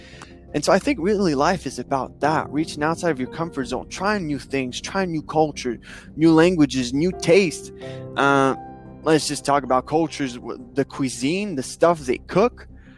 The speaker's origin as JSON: {"language": "English", "country": "Dominican Republic", "tie": "born or raised there", "said": "as a third culture kid, I grew up in Dominican Republic."}